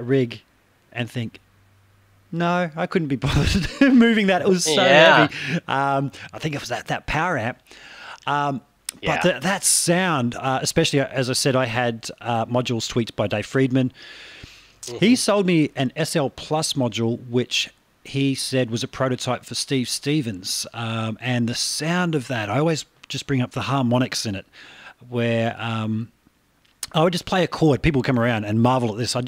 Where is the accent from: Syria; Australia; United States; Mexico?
Australia; my accent